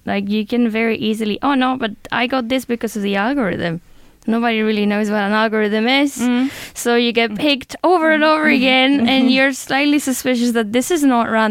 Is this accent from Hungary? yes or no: no; Spain; moved away; I'm from Spain